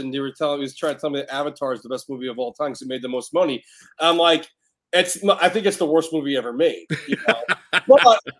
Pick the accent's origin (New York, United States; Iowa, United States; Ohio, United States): New York, United States; moved away as an adult; also born or lived in California; I'm 43 years old. I grew up in New York on the East Coast